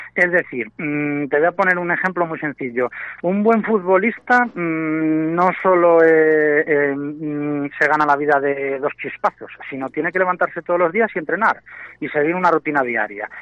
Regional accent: Valladolid, Castile and León, Spain; also born or lived in Arroyo de la Encomienda; yo soy de Valladolid, aunque resido ahí mismo, donde tenéis la emisora, en Arroyo, pero, pero soy de Valladolid

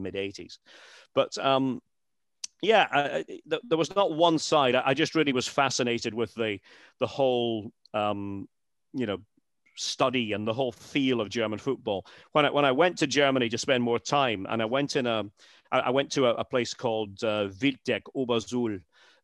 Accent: Scotland, United Kingdom; moved away as an adult; I'm a Scot. I'm a proud Scot.

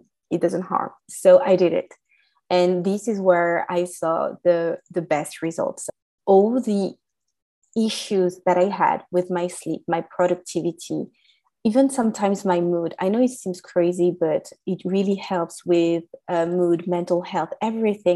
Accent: France; English is a second language; As you can hear from my accent, I was raised in France

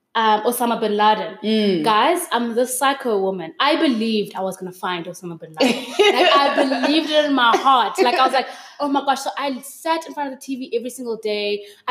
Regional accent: Pretoria, Gauteng, South Africa; also born or lived in Durban / Port Elizabeth; I grew up in Durban, I grew up in PE, and then we made another move to Pretoria. So at around 11 years old, we moved up to Pretoria. I grew up in Pretoria. I went to high school there.

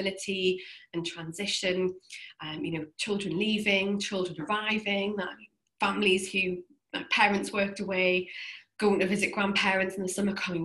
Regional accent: Newcastle upon Tyne, North East England, United Kingdom; I'm from Newcastle in the northeast of England.

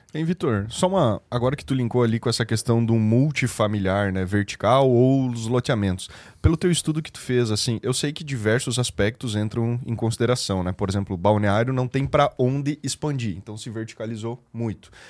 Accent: western Santa Catarina, Brazil; Eu sou de uma cidade também daqui de Santa Catarina, do Oeste

